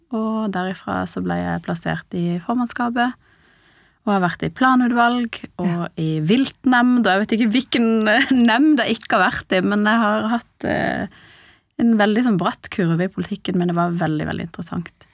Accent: Sørlandet, Norway; moved away as an adult; also born or lived in Iran / Lillesand; now in Oslo, Norway; vokste opp på Sørlandet og endte opp i Oslo.

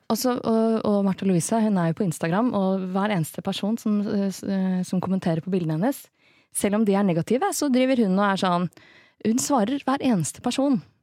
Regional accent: Norway; Vi som nordmenn

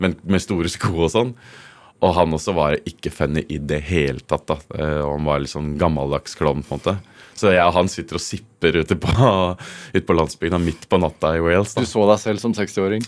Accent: Kongsberg, Buskerud, Norway; moved away; also born or lived in Hovedøya, Oslo; hjemme i Kongsberg

